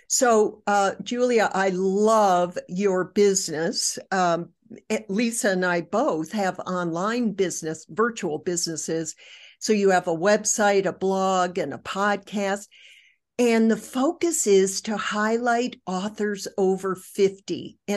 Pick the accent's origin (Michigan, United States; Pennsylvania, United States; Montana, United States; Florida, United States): Michigan, United States; accent: Michigan twang; I'm from Michigan, and when I go back home to Michigan, I pick up my Michigan twang very quickly.